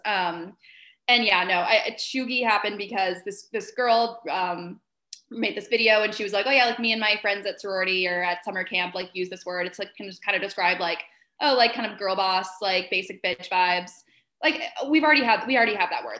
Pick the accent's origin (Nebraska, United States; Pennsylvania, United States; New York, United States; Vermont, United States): Vermont, United States; I grew up in Vermont